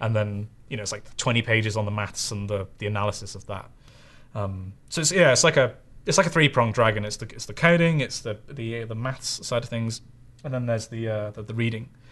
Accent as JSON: {"language": "English", "town": "Bristol", "region": "South West England", "country": "United Kingdom", "tie": "born or raised there", "said": "Bristol is where I'm from"}